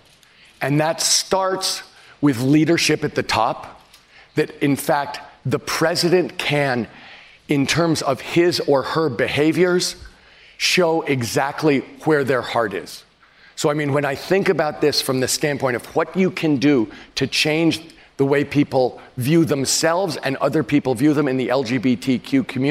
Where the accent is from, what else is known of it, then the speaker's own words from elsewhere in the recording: San Francisco, California, United States; my hometown of San Francisco